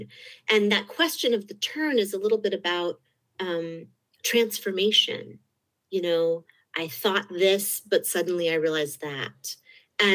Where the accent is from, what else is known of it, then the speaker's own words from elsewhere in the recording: Berkeley, California, United States; I grew up in Berkeley